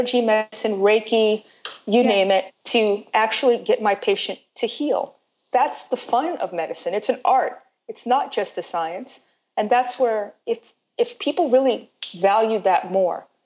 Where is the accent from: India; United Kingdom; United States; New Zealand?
United States; New York City, New York; I'm from New York, born in Brooklyn. And as a New Yorker